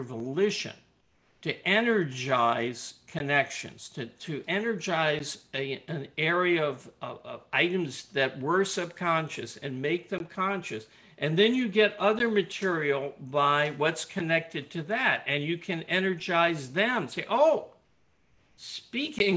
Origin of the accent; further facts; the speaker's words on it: Richmond, Virginia, United States; I'm from Richmond